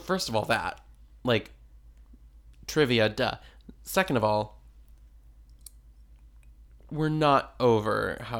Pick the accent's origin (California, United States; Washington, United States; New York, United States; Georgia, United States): California, United States; Anyway, we're from California.